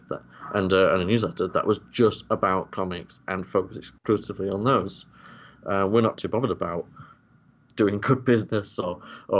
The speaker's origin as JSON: {"language": "English", "region": "Yorkshire and the Humber", "country": "United Kingdom", "said": "I'm from Yorkshire"}